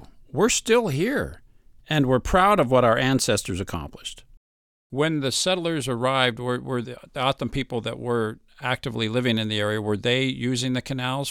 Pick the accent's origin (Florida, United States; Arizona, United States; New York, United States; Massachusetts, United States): Arizona, United States; Mesa; growing up in Mesa.